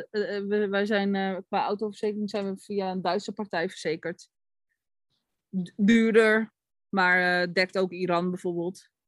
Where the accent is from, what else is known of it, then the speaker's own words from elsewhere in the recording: Netherlands; We zijn Nederlanders, maar...